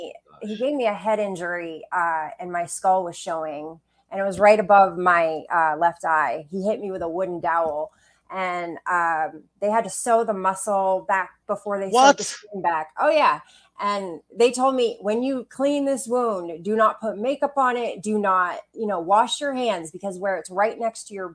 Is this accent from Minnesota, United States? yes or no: no; Bangor, Maine, United States; also born or lived in Quincy, Illinois / Brooklyn, New York; we moved up to the Bangor area, and I lived most of my life there. And I had a really great childhood